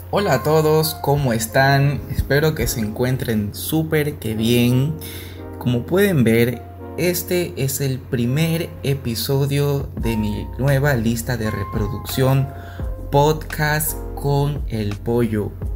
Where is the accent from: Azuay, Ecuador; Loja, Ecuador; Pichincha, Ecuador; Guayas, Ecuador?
Guayas, Ecuador; Guayaquil; moved away as an adult; now in Germany; Yo nací en Guayaquil en el 93 y bueno, pues fui a la escuela, al colegio